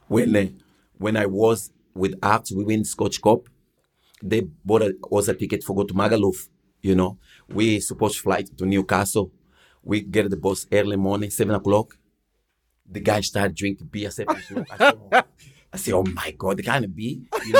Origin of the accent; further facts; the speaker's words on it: Portugal; English is a second language; moved away as an adult; also born or lived in Angola; now in Scotland; I born in Angola, but when I was 10, I moved to Portugal. This is where I grew up